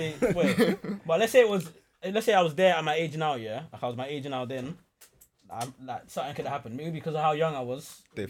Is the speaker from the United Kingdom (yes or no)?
yes; London, United Kingdom; I'm from London